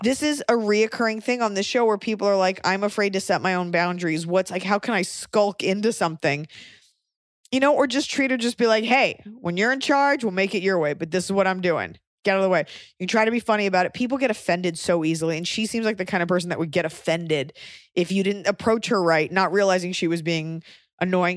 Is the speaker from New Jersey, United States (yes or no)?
no; Texas, United States; moved away; as a Texan